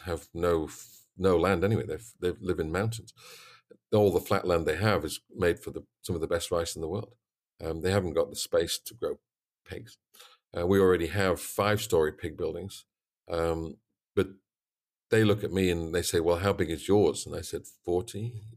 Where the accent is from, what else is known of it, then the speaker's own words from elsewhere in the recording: Yorkshire and the Humber, United Kingdom; moved away as an adult; also born or lived in North Carolina; I come from East Yorkshire, worked on a very big farm, 250 sow unit